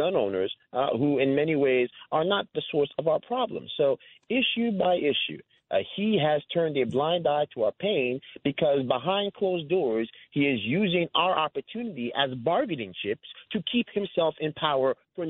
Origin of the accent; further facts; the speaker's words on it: Yonkers, New York, United States; my hometown, Yonkers, New York